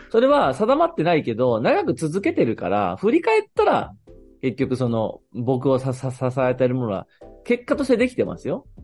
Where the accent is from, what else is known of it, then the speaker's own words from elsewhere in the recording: Fukui, Japan; now in Tokyo, Japan; 自分が育った福井っていう地元